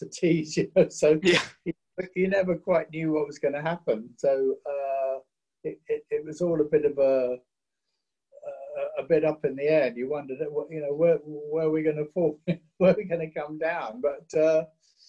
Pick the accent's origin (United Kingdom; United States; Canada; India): United Kingdom; England; for us as English guys working in a studio like Chess